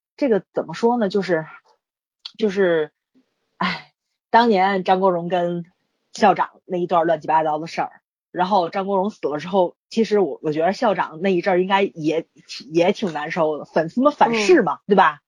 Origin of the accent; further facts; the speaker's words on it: Tianjin, China; 北京人在我们天津特别歧视